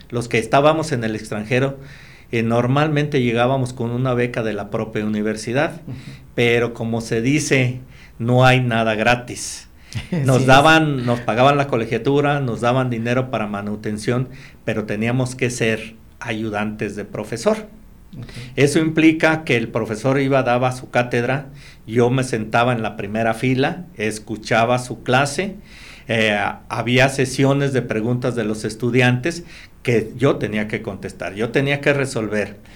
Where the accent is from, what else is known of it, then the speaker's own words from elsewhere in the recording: San Luis Potosí, Mexico; also born or lived in Monterrey / Armore, Oklahoma; yo a mi tierra, San Luis